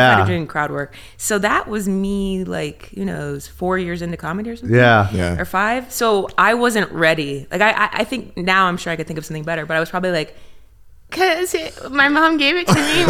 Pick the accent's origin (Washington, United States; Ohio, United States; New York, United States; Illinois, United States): Ohio, United States; Dayton; moved away as an adult; also born or lived in Chicago; now in Los Angeles, United States; I'm from Dayton, Ohio